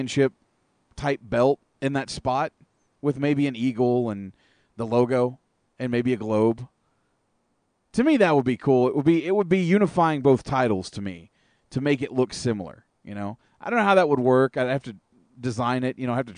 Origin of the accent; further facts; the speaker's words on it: Texas, United States; also born or lived in Arkansas / Oklahoma / Fort Worth; I grew up in Texas. I grew up in Arkansas. I grew up in Oklahoma. I've been to Dallas more times than I can count. I lived in Fort Worth for many a year.